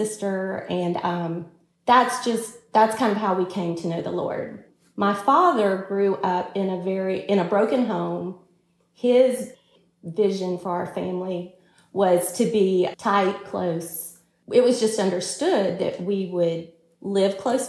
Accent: Alabama, United States; now in Texas, United States; we're originally from Alabama

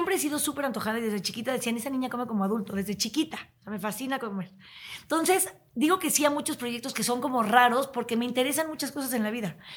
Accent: Chihuahua, Mexico; born there; yo nací en Chihuahua. Entonces, para mí una tortilla deliciosa era una tortilla de harina.

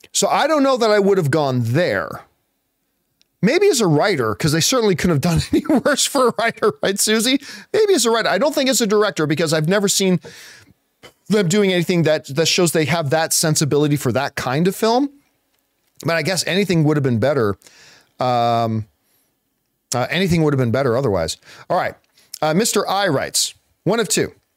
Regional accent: Hamilton, Ontario, Canada; I grew up in Hamilton, Ontario, which is right beside Buffalo

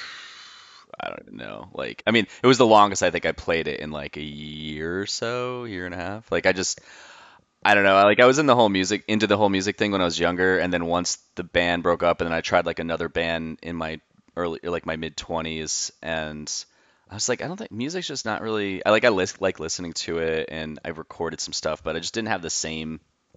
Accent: Jefferson, New Jersey, United States; moved away; Every time I go back to Jersey, I always drive to my hometown in Jefferson, and I'll always go to my old neighborhood and drive by my old house

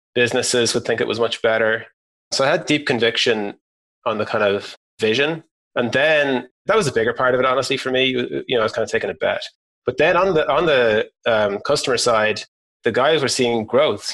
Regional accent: Ireland; moved away as an adult; also born or lived in San Francisco, United States; We're all from Ireland

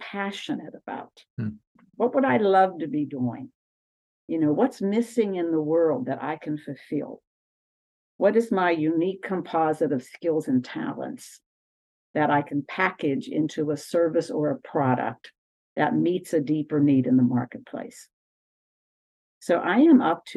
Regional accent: Aliquippa, Pennsylvania, United States; I grew up in a little town called Aliquippa, Pennsylvania

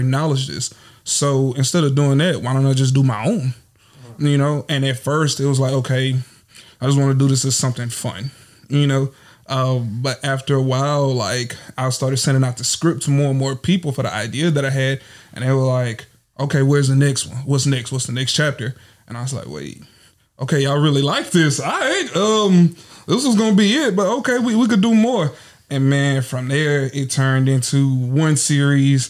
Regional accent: Natchitoches, Louisiana, United States; moved away as an adult; now in Houston, United States; I'm from Natchitoches, Louisiana. It ain't pronounced the way you spell it, but I'm here, you know. But I live in Houston, Texas, and I've been there for going on 4 years now

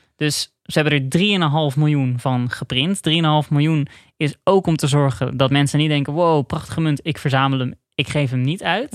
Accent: Netherlands; Als Nederlander

